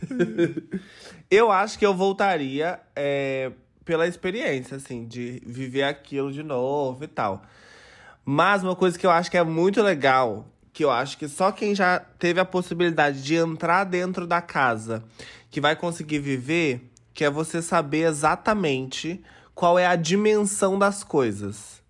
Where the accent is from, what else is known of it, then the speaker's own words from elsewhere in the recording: interior of Minas Gerais, Brazil; eu sou uma gayzinha do interior de Minas Gerais.